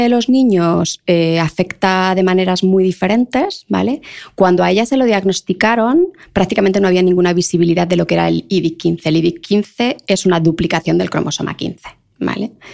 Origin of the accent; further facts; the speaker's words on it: Leganés, Community of Madrid, Spain; yo de Leganés, en el lujo del lujo